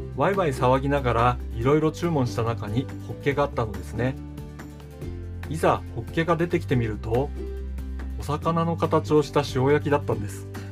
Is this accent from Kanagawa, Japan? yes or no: no; Hokkaido, Japan; also born or lived in Tokyo; 僕は北海道で生まれ育ちました北海道が好きで人生のほとんどを北海道で過ごしているわけですが